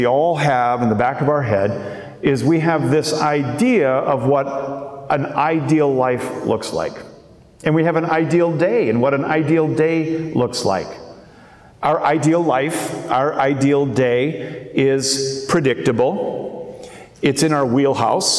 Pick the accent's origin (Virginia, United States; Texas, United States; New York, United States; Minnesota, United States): Minnesota, United States; When I was a kid growing up in Minnesota